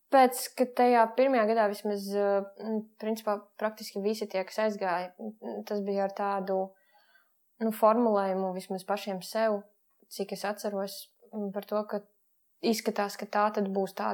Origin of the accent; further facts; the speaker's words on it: Jūrmala, Latvia; Es jūrmalā dzīvoju